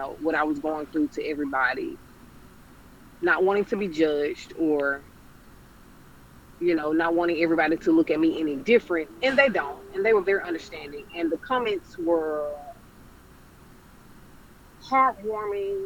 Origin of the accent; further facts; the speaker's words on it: Jackson, Mississippi, United States; moved away; my hometown, Jackson, Mississippi